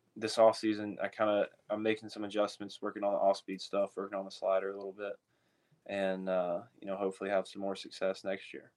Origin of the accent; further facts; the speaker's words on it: Georgia, United States; I'm from Georgia